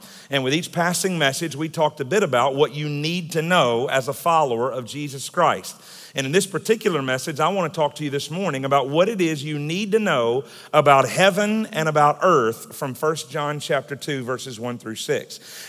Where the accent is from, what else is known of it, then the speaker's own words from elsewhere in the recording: Atlanta, Georgia, United States; moved away as an adult; now in Staten Island, United States; I am a local boy, as Pastor Mike mentioned. I was raised in the Atlanta area, went to Parkview High School.